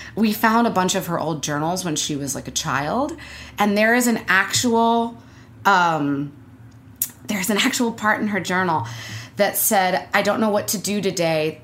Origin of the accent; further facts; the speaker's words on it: Beverly, Massachusetts, United States; now in New York, United States; I was born in Beverly